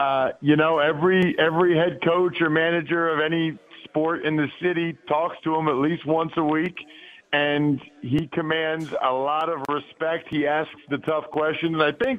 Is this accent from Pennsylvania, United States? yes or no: yes; outside of Philly, Pennsylvania, United States; I grew up outside of Philly. I still live here.